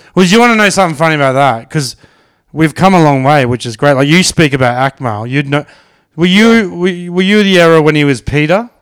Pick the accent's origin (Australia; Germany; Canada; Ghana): Australia; Brisbane, Queensland; growing up in Sunnybank